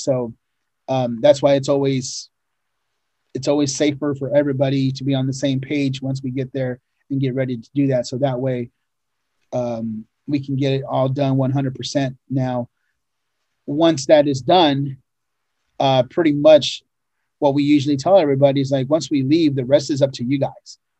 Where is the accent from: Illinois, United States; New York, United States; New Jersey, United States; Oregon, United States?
Oregon, United States; growing up in Oregon, you know, we lived in a ranch way up in the mountains